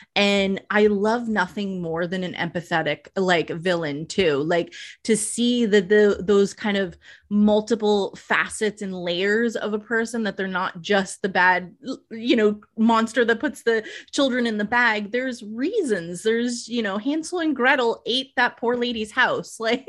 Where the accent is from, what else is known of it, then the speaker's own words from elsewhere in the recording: East Coast, United States; because I'm actually from the East Coast originally.